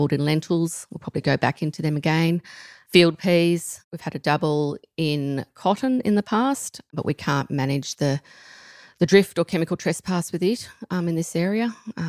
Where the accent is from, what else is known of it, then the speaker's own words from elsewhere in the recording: Tichborne, New South Wales, Australia; I grew up at Tichburn in Central West New South Wales, obviously, south of Parkes